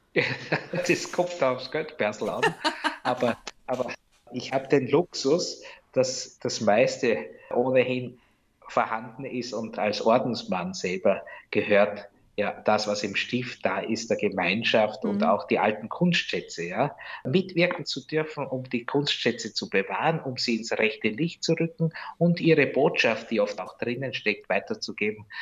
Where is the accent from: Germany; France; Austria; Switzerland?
Austria; Rosendorf, Lower Austria; now in Geras, Austria; meiner Heimat Rosendorf